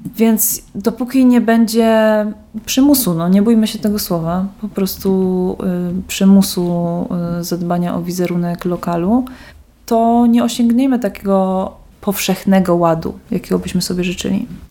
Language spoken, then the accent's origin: Polish; Kraków, Lesser Poland, Poland; now in Wrocław, Poland